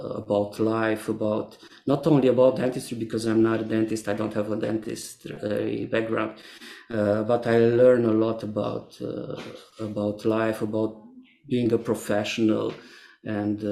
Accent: Transylvania, Romania; also born or lived in Cluj-Napoca / Timișoara; my hometown in the middle of Transylvania

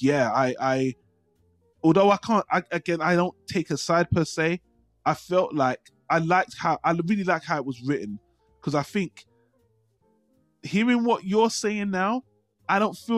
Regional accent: United Kingdom; I'm British and we have different systems here

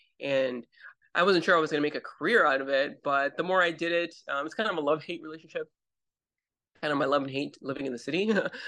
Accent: Panama; Sure. I grew up in Central America. I grew up in Panama. My dad was in the military and I went to DOD schools.

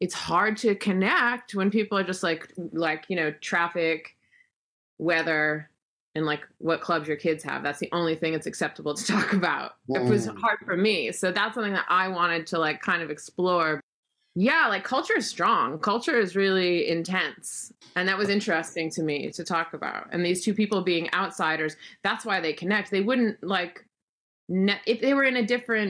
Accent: United States; moved away as an adult; also born or lived in New York City / suburban middle England; now in England, United Kingdom; me as an American coming into suburban British parenthood

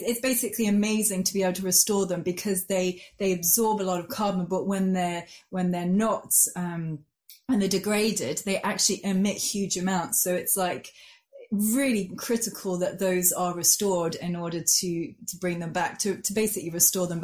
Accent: Geneva, Switzerland; moved away as an adult; now in Oxford, United Kingdom; I grew up in Switzerland, in Geneva. So I was there till I was 18.

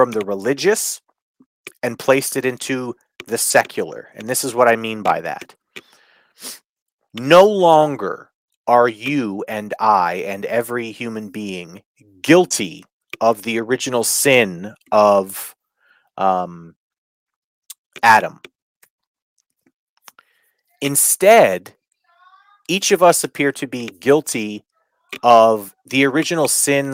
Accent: Canada; I grew up as a Canadian

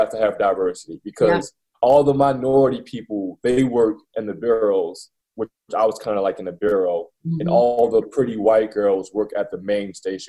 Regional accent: Baltimore, Maryland, United States; moved away as an adult; also born or lived in Montana; I grew up in Baltimore.

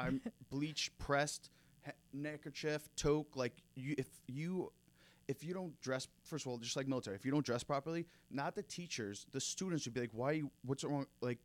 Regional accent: Sayville, New York, United States; I'm from Sayville, Long Island originally

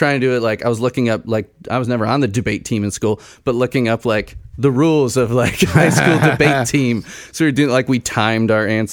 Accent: Chicago, Illinois, United States; moved away as an adult; also born or lived in Bloomington, Indiana; now in Lafayette, United States; my wife and I grew up in Chicago

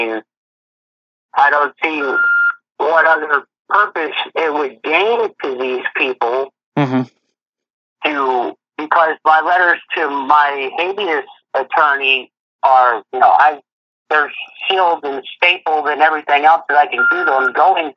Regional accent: Florida, United States; now in Connecticut, United States; I'm from Florida

